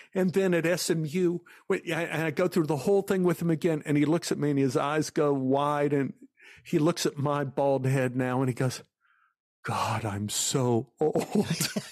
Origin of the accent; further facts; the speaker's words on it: Dallas, Texas, United States; growing up in Oak Cliff, which was a white flight area